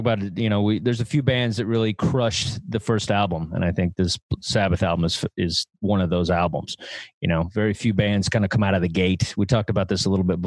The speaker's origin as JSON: {"language": "English", "region": "Texas", "country": "United States", "tie": "born or raised there", "said": "I grew up in Texas"}